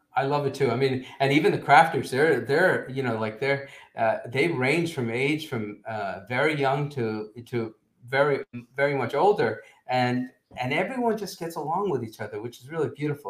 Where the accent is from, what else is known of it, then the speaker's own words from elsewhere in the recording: Teaneck, New Jersey, United States; growing up in Teaneck, New Jersey